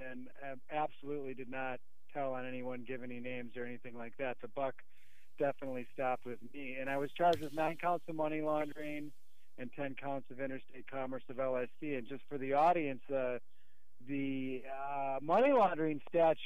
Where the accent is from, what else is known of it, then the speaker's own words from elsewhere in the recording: Milwaukee, Wisconsin, United States; also born or lived in Chicago, Illinois; I was moved back to Milwaukee, which is essentially where I grew up